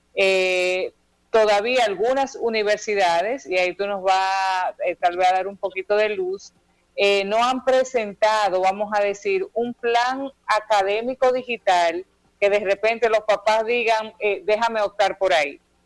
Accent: Dominican Republic; como dominicanos

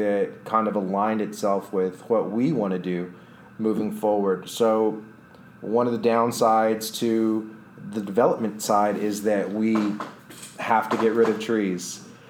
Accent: Austin, Texas, United States; I'm from Austin. I love Austin.

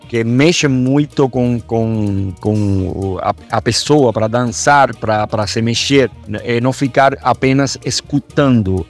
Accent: Cuba; moved away as an adult; also born or lived in Belo Horizonte, Brazil; now in Brazil; que é o meu país de origem

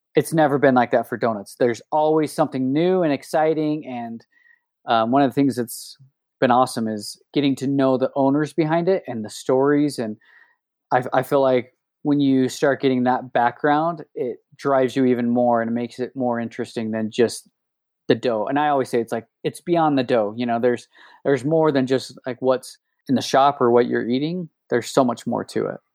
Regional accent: Oakley, Utah, United States; also born or lived in Salt Lake City, Utah; I'm actually from Oakley, Utah.

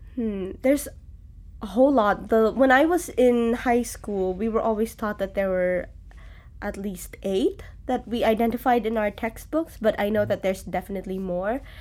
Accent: Cebu, Central Visayas, Philippines; moved away as an adult; now in Hawaii, United States; I'm from the Philippines, from an island there called Cebu.

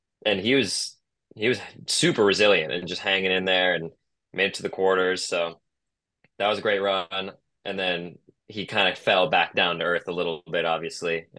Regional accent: Tiburon, California, United States; my hometown challenger, the Tiburon Challenger

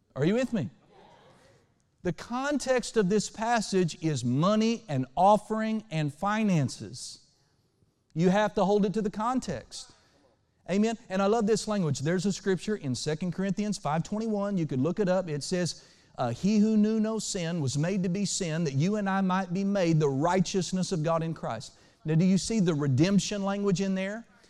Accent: Oklahoma, United States; now in Western Kentucky, United States; where I grew up in Oklahoma

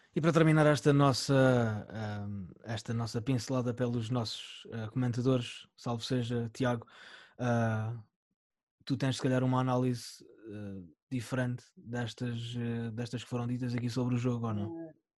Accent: Algarve, Portugal; a gente aqui, uh, enquanto algarvios

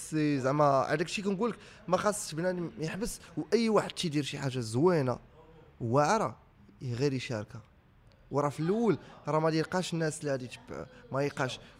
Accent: Morocco; انا تنعرفو مغربي كنهضر على مغربي كيهضر بالدارجه ولد الشعب

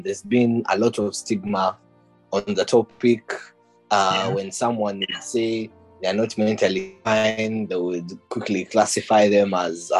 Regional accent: Uganda; moved away as an adult; now in United Kingdom; I was born and raised in Uganda. I am studying aerospace engineering in the United Kingdom

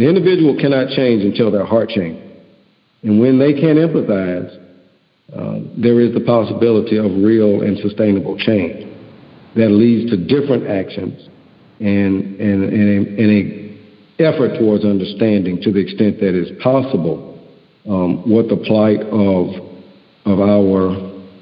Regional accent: Houston, Texas, United States; I'm from Houston.

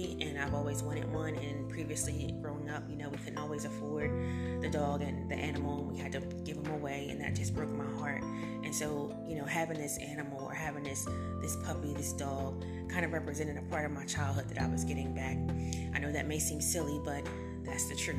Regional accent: United States; we are Americans

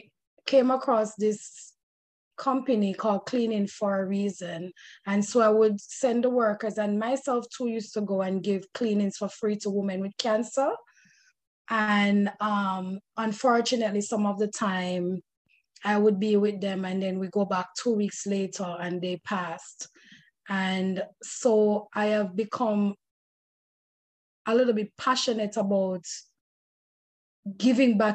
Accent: Jamaica; now in United States; as a Jamaican American

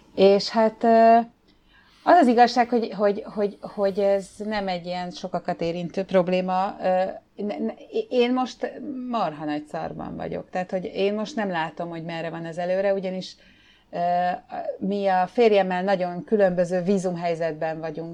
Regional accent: Hungary; now in Thailand; mi magyarok vagyunk

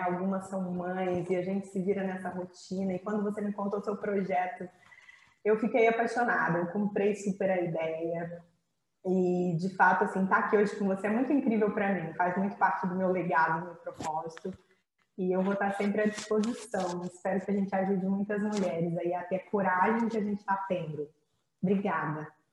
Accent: Campos dos Goytacazes, Rio de Janeiro, Brazil; moved away as an adult; also born or lived in Canada / Goiás / São Paulo; eu sou do interior do Rio, sou de Campos dos Goitacazes

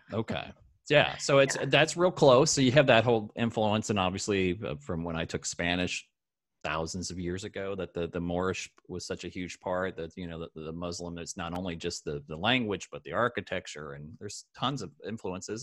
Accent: Lincoln, Nebraska, United States; moved away; I'm just back from a whirlwind trip to my hometown of Lincoln, Nebraska

